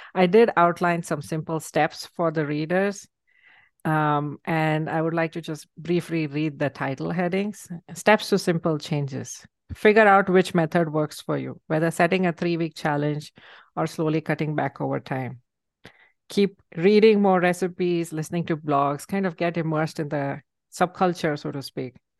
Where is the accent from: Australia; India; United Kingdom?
India; moved away; I grew up in India